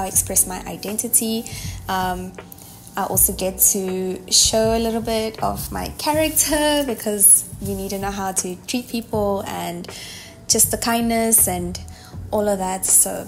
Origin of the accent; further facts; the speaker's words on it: Mozambique; I'm from Mozambique.